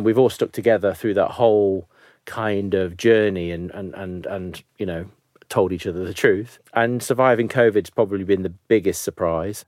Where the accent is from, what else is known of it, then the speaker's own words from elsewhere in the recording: Nottingham, East Midlands, United Kingdom; I'm one of seven kids from, you know, a relatively rough area of Nottingham